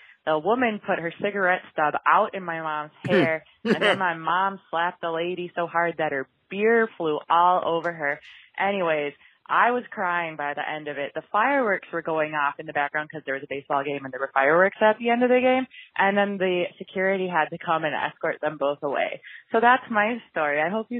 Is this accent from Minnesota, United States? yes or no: yes; Minnesota, United States; now in Spain